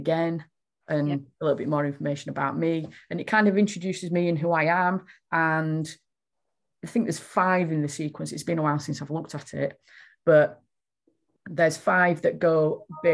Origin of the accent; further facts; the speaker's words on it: Yorkshire and the Humber, United Kingdom; accent: broad Yorkshire; I'm a Yorkshire lass and I do talk quite broadly